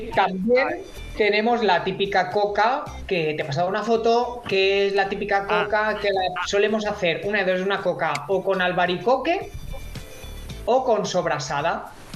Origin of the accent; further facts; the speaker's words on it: Menorca, Balearic Islands, Spain; Yo he nacido en Menorca, yo soy menorquín.